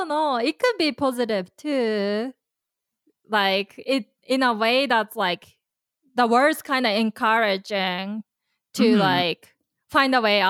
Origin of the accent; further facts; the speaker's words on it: Japan; Growing up in Japan